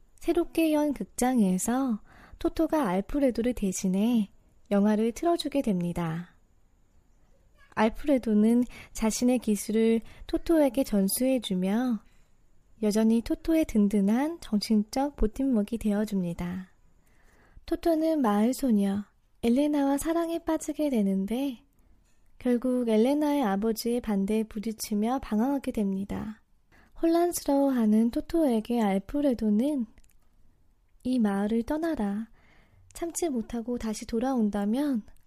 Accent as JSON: {"language": "Korean", "country": "South Korea", "also_born_or_lived": "Boston, United States", "moved": "as an adult", "lives_now": "New York, United States"}